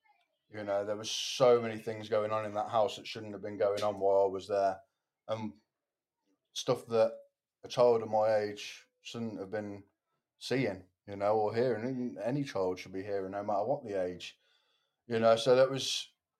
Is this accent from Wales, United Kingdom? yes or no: yes; Cardiff, Wales, United Kingdom; In Tyler.